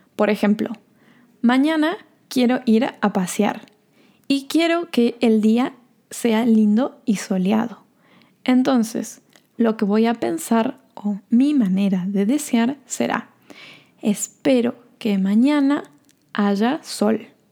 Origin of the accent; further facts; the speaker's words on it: Corrientes, Argentina; also born or lived in Norway; now in Bariloche, Argentina; Corrientes, que es la ciudad de donde soy o donde nací y donde viven mis padres